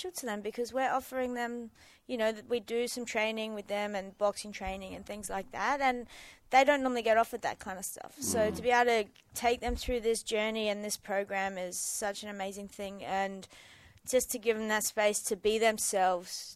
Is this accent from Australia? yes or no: yes; Mandurah, Western Australia, Australia; I grew up in Mandurah and went to a pretty tough school